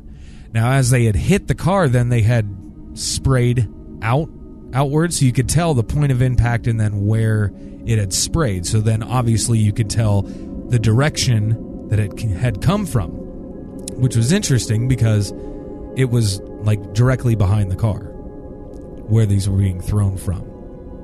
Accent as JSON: {"language": "English", "town": "Randolph", "region": "Iowa", "country": "United States", "tie": "born or raised there", "said": "my hometown of Randolph, Iowa"}